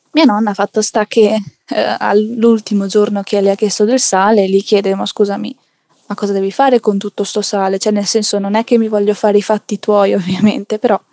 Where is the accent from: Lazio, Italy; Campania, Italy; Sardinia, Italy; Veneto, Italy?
Campania, Italy; Naples; now in Province of Venice, Italy; abito in provincia di Venezia, anche se eh, di famiglia anche io eh, sono nata mm, a Napoli, in Campania